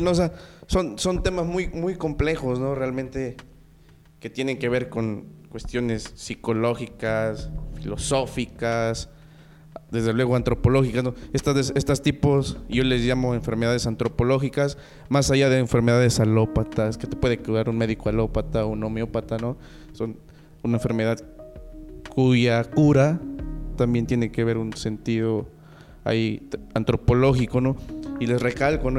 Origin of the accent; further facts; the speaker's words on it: Jalcomulco, Veracruz, Mexico; Yo soy de Jalcomulco